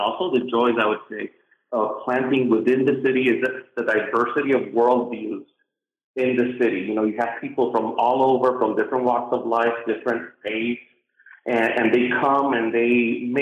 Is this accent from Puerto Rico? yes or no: yes; Puerto Rico; moved away as an adult; now in United States; I was born and raised in Puerto Rico